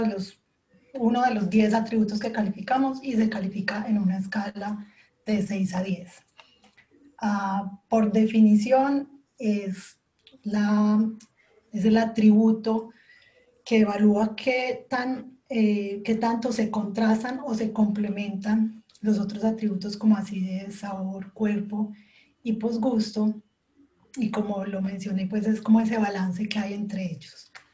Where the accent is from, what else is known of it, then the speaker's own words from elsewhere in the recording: Colombia; now in Switzerland; soy colombiana y ahora estoy viviendo en Suiza